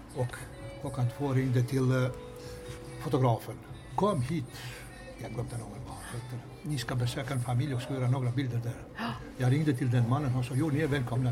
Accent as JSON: {"language": "Swedish", "country": "Kosovo", "also_born_or_lived": "North Macedonia / Malta / Vimmerby, Sweden", "second_language": "Swedish", "moved": "as an adult", "lives_now": "Sweden", "said": "jag har flyttat från eh, hemlandet från Kosovo"}